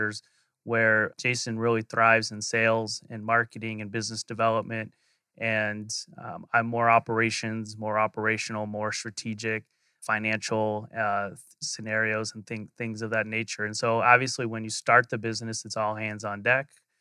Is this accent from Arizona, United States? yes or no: yes; Phoenix, Arizona, United States; born and raised in Arizona. So, I'm a true Phoenician